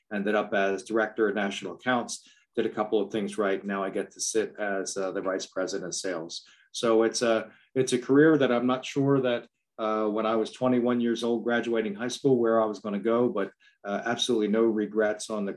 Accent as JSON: {"language": "English", "area": "outside of Philadelphia", "region": "Pennsylvania", "country": "United States", "tie": "born or raised there", "said": "I grew up outside of Philadelphia, went to a school in Pennsylvania called Millersville University, met a pretty girl there, never left the area"}